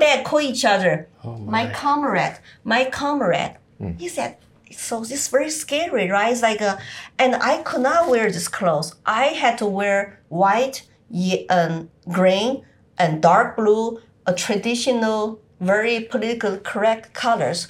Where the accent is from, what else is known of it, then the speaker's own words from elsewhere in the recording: Sichuan, China; English is a second language; moved away as an adult; also born or lived in Shanghai; now in United States; my hometown, you know, in Sichuan is still very isolated.